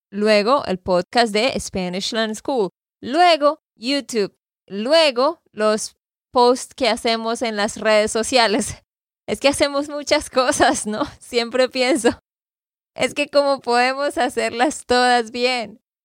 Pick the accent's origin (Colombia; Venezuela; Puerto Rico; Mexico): Colombia; Santander; de Santander, Colombia